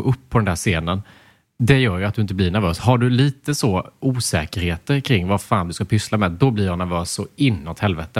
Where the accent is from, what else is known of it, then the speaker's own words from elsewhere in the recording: Småland, Sweden; accent: Småländska; småländskan är inte en funktionell dialekt